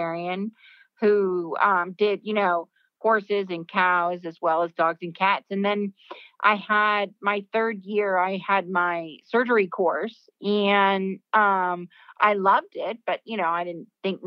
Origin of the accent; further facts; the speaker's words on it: California, United States; I grew up in California